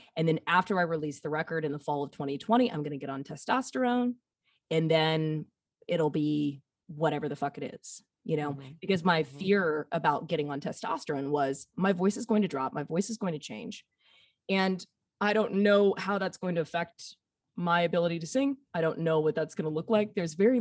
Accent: Alabama, United States; accent: Southern; also born or lived in Nashville, Tennessee; now in Portland, United States; I am a boy from Alabama

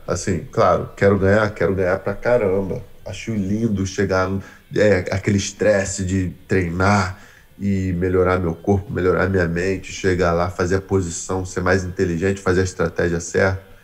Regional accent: Brazil; moved away as an adult; now in United States; eu saí do Brasil para aprender jiu-jitsu com um americano

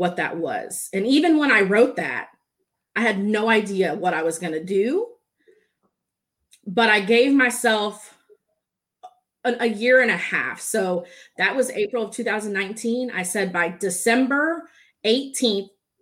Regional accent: Dallas, Texas, United States; also born or lived in San Diego, California; I was born in San Diego, California, but I have pretty much been raised in Texas, Dallas area. So I'm a Texan

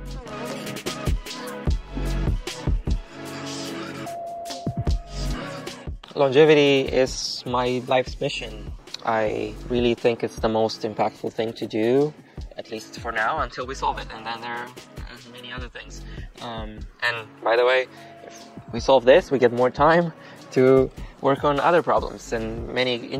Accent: Romania; I'm from Romania

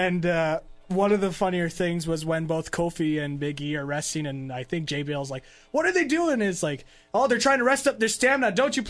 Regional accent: Canada; I'm Canadian.

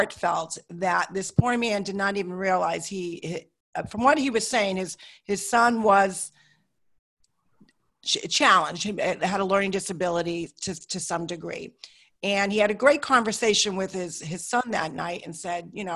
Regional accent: Hartford, Connecticut, United States; I grew up in Hartford, Connecticut.

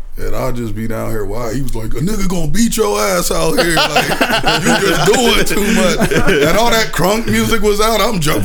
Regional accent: Springfield, United States; He was like, where are you from? I was like, Springfield, nigga. Not Cleveland.

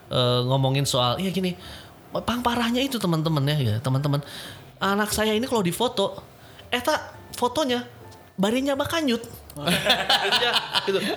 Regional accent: West Java, Indonesia; eh kita orang Sunda mah suka humor

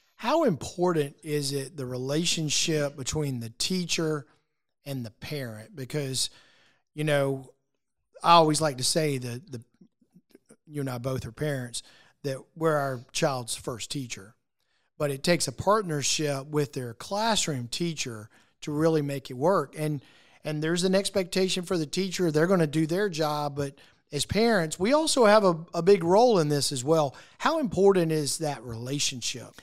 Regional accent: Lexington, South Carolina, United States; I'm a product of our public schools here in South Carolina growing up in Lexington School District Two, right across the river.

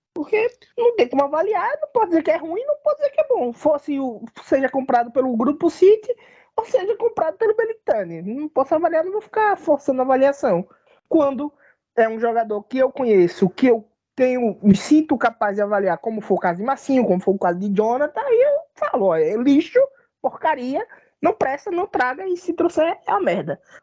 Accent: Bahia, Brazil; eu sou um cara, um baiano

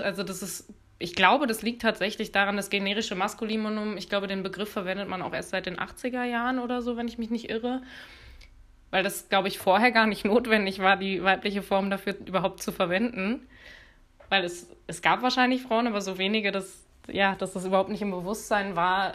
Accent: Cologne area, North Rhine-Westphalia, Germany; Ich bin im Kölner Umkreis zur Schule gegangen.

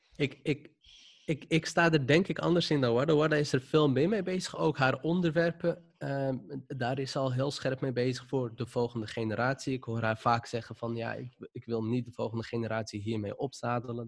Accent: Amsterdam, North Holland, Netherlands; accent: Moroccan accent; ik kom zelf uit de Wildemanbuurt. Dat is eh, wat ik altijd noem een zwarte bubbel. Dus iedereen daar die leek op mij

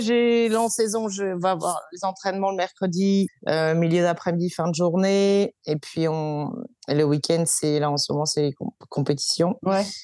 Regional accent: Brittany, France; moved away as an adult; now in Melbourne, Australia; je suis bretonne d'origine

